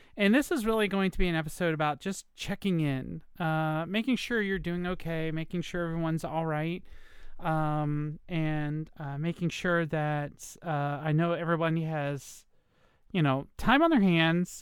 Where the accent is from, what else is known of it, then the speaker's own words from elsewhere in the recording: Virginia, United States; moved away; I'm in Virginia. Uh, I came to my home state, um, in order to take care of my mom